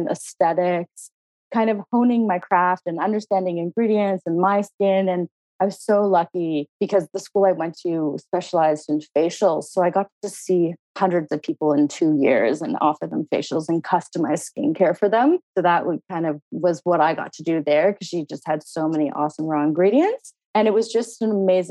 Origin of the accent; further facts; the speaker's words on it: Halifax, Nova Scotia, Canada; moved away; also born or lived in New York / Toronto; I'm Canadian. I'm from Halifax, Nova Scotia